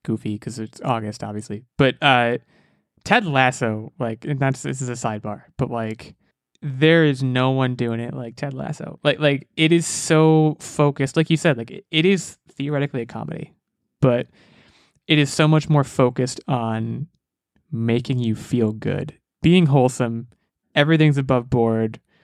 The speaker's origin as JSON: {"language": "English", "country": "United States", "said": "I'm American"}